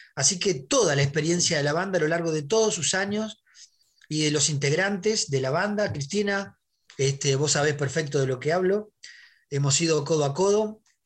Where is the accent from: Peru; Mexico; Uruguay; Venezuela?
Uruguay; also born or lived in Madrid, Spain; now in Buenos Aires, Argentina; Mi infancia en Uruguay. Mi infancia en Uruguay, los tablados, la murga